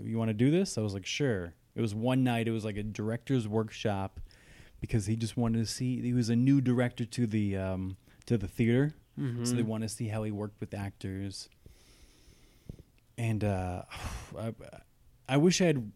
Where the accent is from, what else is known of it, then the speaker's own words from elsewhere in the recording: New Jersey, United States; I'm from New Jersey